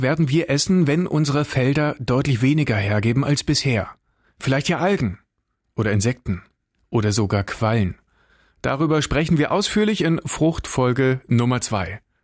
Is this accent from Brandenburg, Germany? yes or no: yes; Brandenburg, Germany; bei uns in Brandenburg